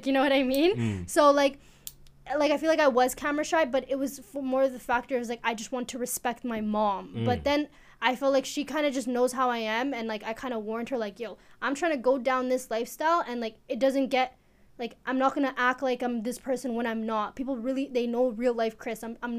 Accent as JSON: {"language": "English", "country": "Eritrea", "said": "Okay, so I am from East Africa. Where in East Africa? I'm from Eritrea."}